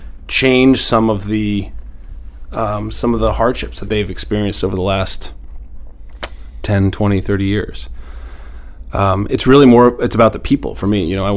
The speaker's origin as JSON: {"language": "English", "region": "Northern Maine", "country": "United States", "tie": "born or raised there", "also_born_or_lived": "Seattle", "moved": "yes", "lives_now": "Portland, United States", "said": "I grew up in Northern Maine. I grew up, my dad worked in Millinocket."}